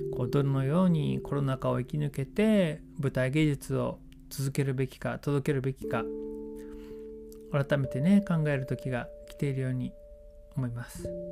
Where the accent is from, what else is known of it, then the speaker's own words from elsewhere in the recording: Yokohama, Kanagawa, Japan; moved away as an adult; now in Sasebo, Japan; 僕の本当の地元横浜ですけれども佐世保に移住して10年になります